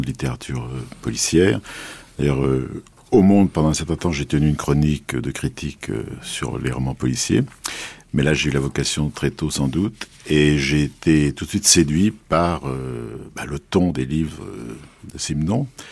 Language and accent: French; Paris, Île-de-France, France; je suis parisien, je suis un vrai parisien, j'habite pas loin de la place des Vosges